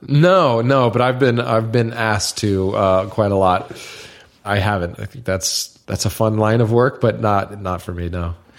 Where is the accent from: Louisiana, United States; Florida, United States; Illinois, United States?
Florida, United States; Niceville; moved away; I'm some loser from Niceville